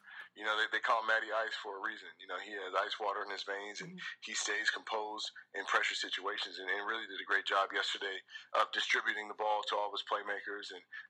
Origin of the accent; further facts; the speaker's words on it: Washington, United States; I'm from Washington State